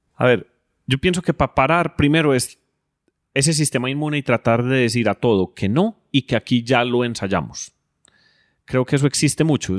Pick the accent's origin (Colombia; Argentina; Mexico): Colombia; nosotros como colombianos